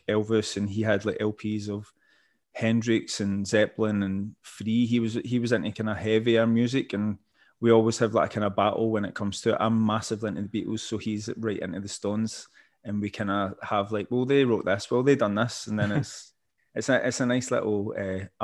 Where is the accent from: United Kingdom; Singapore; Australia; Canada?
United Kingdom; Paisley, Scotland; growing up in Paisley